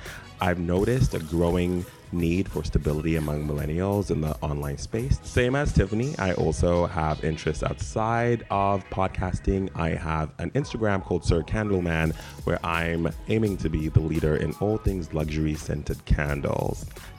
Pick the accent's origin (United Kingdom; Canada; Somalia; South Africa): South Africa; also born or lived in Zimbabwe; now in Los Angeles, United States; I was born in Zimbabwe, grew up in South Africa, and now I live in Los Angeles